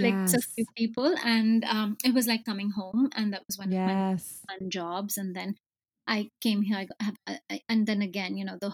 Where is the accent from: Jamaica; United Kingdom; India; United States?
India; I grew up in India